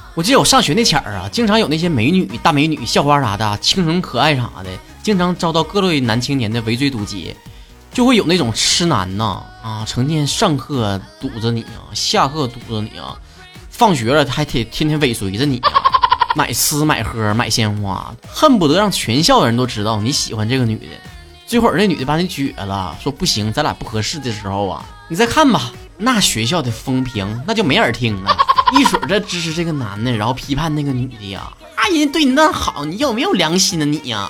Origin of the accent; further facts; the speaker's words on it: Northeast China, China; accent: Northeastern Mandarin (东北话); 我们这一期的东北话脱口秀到这结束了